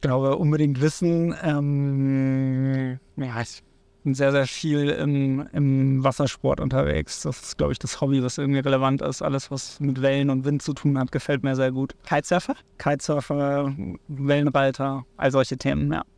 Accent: Cuxhaven, Lower Saxony, Germany; moved away as an adult; also born or lived in Hamburg; Ich komme ursprünglich aus Cuxhaven, ähm, von der Nordseeküste.

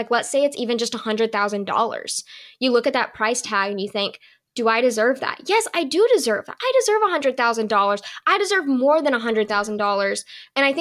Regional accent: the South, United States; I'm from the South

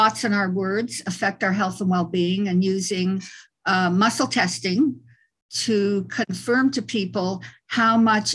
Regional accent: Montreal, Quebec, Canada; moved away; also born or lived in California; I was born in Montreal in Canada. I'm Canadian.

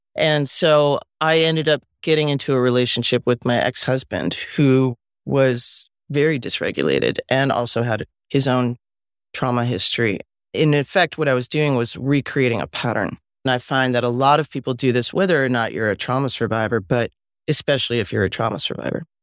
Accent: Westchester, New York, United States; also born or lived in Mexico; I was born in Mexico, and, um, we all lived there together, and then when I was about five and a half, my mom, who was pregnant with my sister, my older brother and I left Mexico and came to live with my grandparents in Westchester

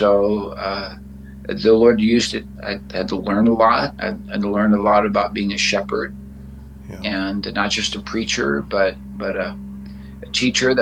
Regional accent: Detroit, Michigan, United States; moved away as an adult; also born or lived in Southern California; now in Bozeman, United States; We grew up out in Detroit, Michigan

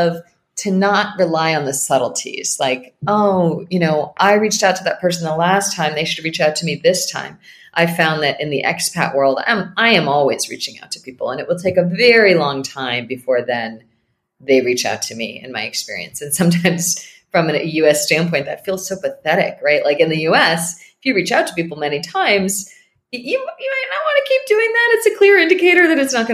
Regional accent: Northeast, United States; moved away; I'm from the Northeast

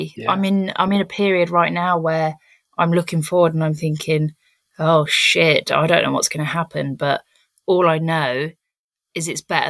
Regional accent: South West England, United Kingdom; now in Cornwall, United Kingdom; because where I'm from, so obviously I've moved to Cornwall, but I came from the Cotswolds, and that is an area that is absolutely rife with ego.

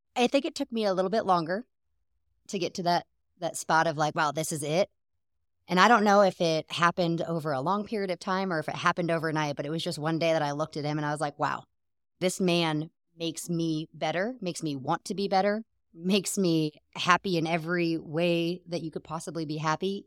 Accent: Seattle, Washington, United States; moved away as an adult; also born or lived in Germany; now in Texas, United States; growing up in Seattle, it was, I always believed in God

